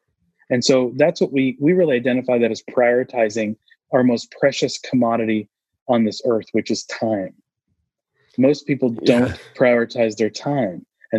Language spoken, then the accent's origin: English; Austin, Texas, United States; I'm from Austin here, and so we refer to the Alamo quite a bit.